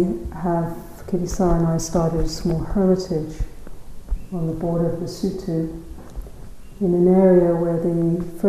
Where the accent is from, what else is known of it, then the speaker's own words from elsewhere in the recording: London, United Kingdom; moved away as an adult; now in South Africa; I was brought up in London, in the south of England